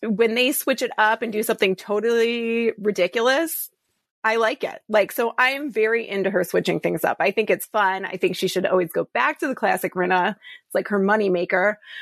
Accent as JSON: {"language": "English", "town": "Detroit", "region": "Michigan", "country": "United States", "also_born_or_lived": "Chicago, Illinois", "moved": "yes", "lives_now": "Austin, United States", "said": "I just moved to Austin from Chicago, and I'm originally from Detroit"}